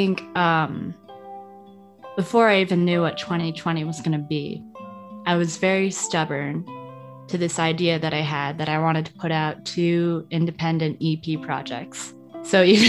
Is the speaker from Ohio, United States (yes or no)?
no; outside New York City, United States; moved away as an adult; also born or lived in Florida; I grew up outside New York City